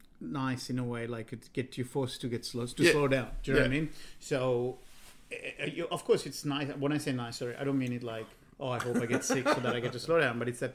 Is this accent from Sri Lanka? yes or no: yes; Sri Lanka; moved away; Maybe growing up in Sri Lanka, there was a lot more.